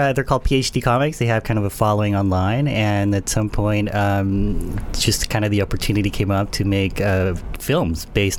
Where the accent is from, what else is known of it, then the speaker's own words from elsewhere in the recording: Panama; I grew up in Panama, which is a very small country in Central America.